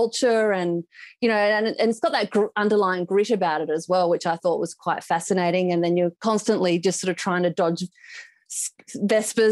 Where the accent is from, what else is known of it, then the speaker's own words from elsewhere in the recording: Perth, Western Australia, Australia; moved away as an adult; now in Melbourne, Australia; I was originally from Perth, so I've moved to Melbourne 6 years ago